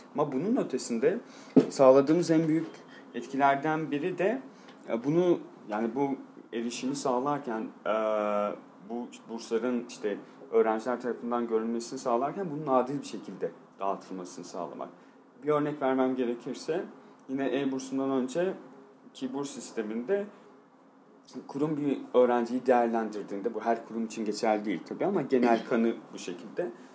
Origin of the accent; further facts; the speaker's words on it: Van, Turkey; moved away as an adult; also born or lived in Istanbul; Memleketimde işte Van'da bir deprem oldu. Ailem orada yaşadığı için